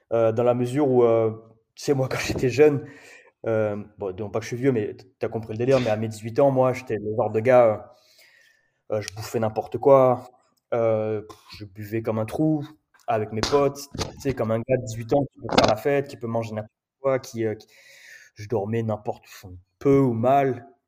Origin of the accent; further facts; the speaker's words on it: Perpignan, Occitania, France; moved away as an adult; also born or lived in Paris; now in La Réunion, France; en grandissant euh, à Perpignan